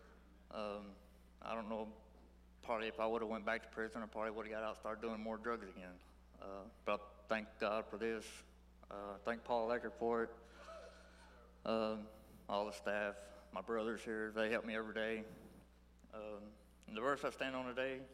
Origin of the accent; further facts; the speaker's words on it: Cooper, Texas, United States; I'm from Cooper, Texas